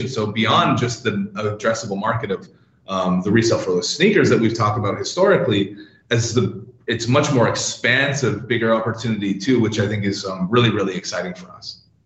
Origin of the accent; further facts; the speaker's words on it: Canada; moved away as an adult; now in London, United Kingdom; as you can tell from the accent and what I mentioned earlier about the weather, I'm, I'm originally from Canada. I've been in Europe for about 12 years now